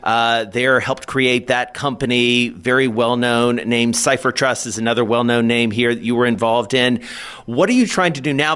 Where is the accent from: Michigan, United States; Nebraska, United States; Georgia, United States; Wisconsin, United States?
Georgia, United States; Atlanta; moved away; my hometown, Atlanta